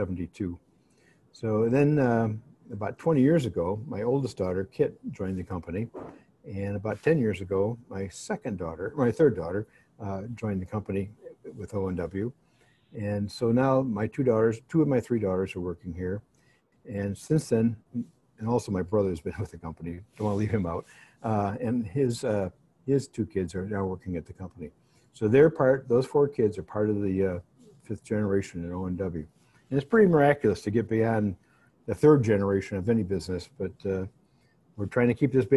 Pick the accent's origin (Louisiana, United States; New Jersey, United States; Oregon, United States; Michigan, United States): Michigan, United States; Ann Arbor; We grew up on Shadford at the top of the hill, and we played football as kids in the backyard all day long. And with the wind was blowing right, we could hear the Michigan Marching Band practicing